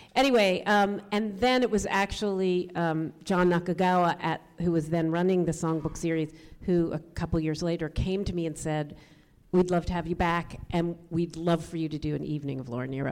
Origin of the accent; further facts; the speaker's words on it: a Washington D.C. suburb, Maryland, United States; moved away; also born or lived in New York; I grew up in a, a Washington D.C. suburb